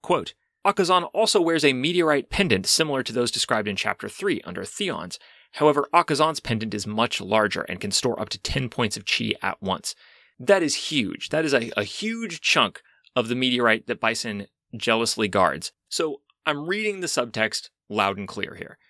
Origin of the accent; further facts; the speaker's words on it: United States; as an American citizen